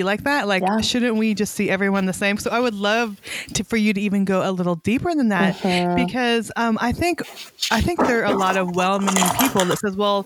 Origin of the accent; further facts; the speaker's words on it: Weed, California, United States; also born or lived in Montana; now in Little Rock, United States; I grew up in Northern California, right on the Oregon border in a town called Weed